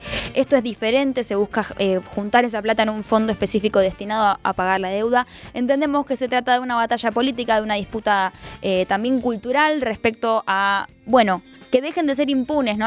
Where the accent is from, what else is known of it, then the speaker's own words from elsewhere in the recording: Argentina; nuestro país